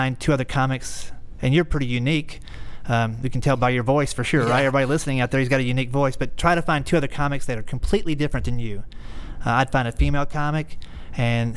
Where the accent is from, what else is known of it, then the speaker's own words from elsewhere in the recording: the South, United States; I'm from the South.